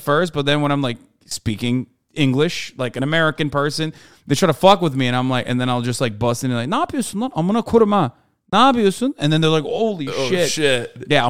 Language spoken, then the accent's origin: English; Istanbul, Turkey; moved away; And Istanbul's where I grew up.